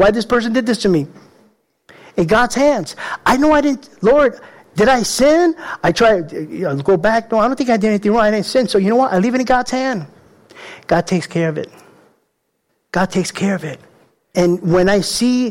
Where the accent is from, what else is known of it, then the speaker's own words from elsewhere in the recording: New York City, New York, United States; I grew up in the Bronx, tough little guy.